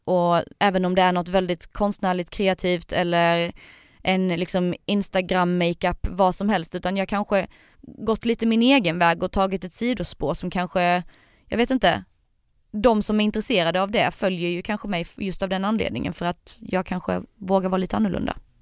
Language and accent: Swedish; Sölvesborg, Blekinge, Sweden; Jag är från eh, Sölvesborg